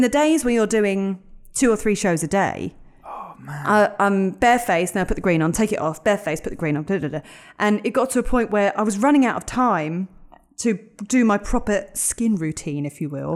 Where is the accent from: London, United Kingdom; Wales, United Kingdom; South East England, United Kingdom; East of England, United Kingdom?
London, United Kingdom; moved away as an adult; also born or lived in Epsom, Surrey; I grew up in North London. I grew up in Edmonton, North London